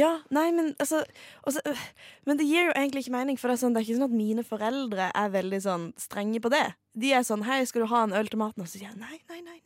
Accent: Farsund, Agder, Norway; moved away; jeg er jo fra det kjente, gode Sørlandet

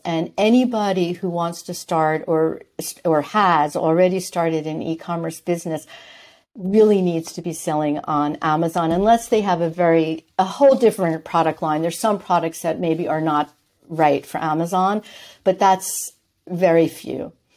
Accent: New York, United States; moved away as an adult; also born or lived in Switzerland; I'm from New York.

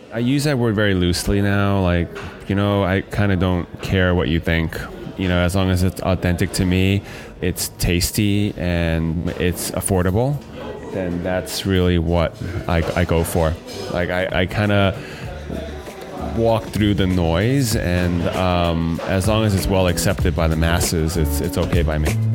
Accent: United States; As a Chinese American or American Chinese person

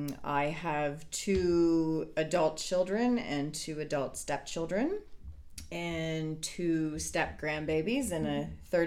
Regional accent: Grimsby, Ontario, Canada; moved away as an adult; also born or lived in Hamilton area; now in Bruce Peninsula, Canada; I'm originally from Niagara and have spent the majority of my life in a small town called Grimsby.

